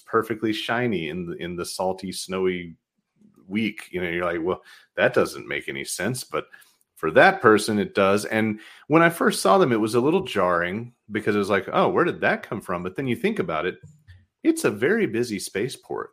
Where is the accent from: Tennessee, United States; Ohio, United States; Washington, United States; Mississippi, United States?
Tennessee, United States; outside of Nashville; now in Michigan, United States; I grew up outside of Nashville